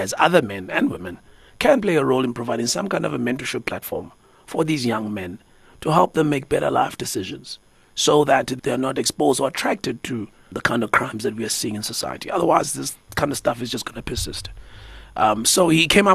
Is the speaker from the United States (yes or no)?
no; Umlazi, KwaZulu-Natal, South Africa; I grew up in a township, right? I grew up in Umlazi.